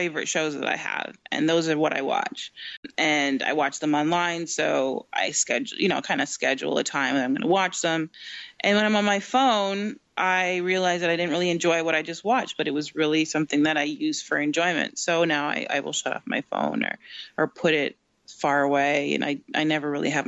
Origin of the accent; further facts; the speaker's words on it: Canada; I'm in Canada, I'm Canadian